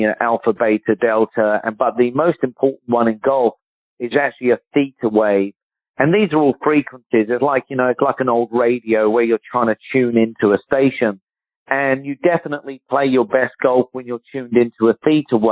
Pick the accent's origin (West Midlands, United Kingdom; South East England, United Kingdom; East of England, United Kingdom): South East England, United Kingdom; Surrey; moved away; I'm from Surrey, back in London